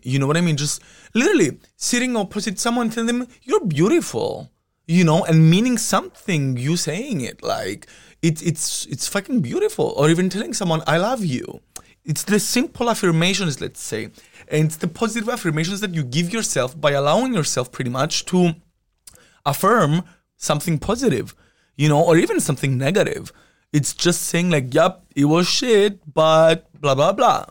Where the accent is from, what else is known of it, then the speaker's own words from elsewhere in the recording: Cyprus; moved away as an adult; now in Amsterdam, Netherlands; I was born and raised in Cyprus